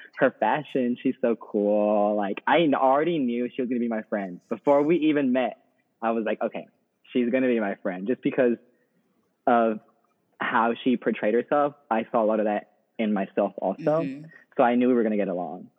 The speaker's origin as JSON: {"language": "English", "region": "Texas", "country": "United States", "moved": "as an adult", "lives_now": "New Orleans, United States", "said": "I'm originally from Texas"}